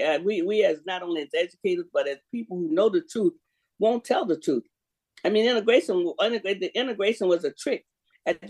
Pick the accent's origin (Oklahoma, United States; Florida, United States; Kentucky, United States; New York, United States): Florida, United States; I'm from Florida